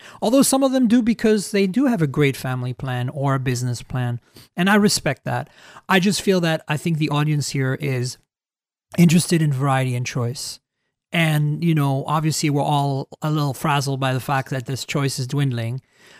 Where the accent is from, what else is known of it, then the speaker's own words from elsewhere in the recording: Canada; I think that as a Canadian, I can say this